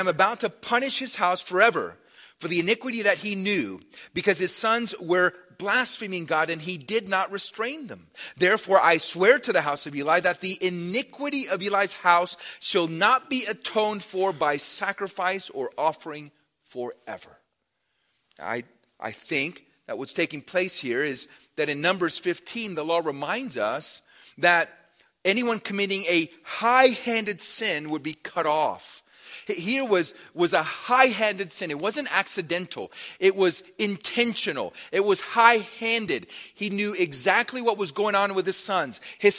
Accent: United States; also born or lived in Texas; as American Christians

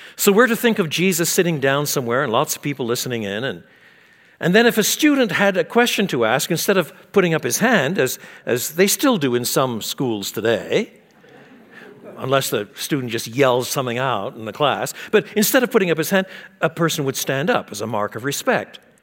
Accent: Quebec, Canada; I was brought up in French Canada.

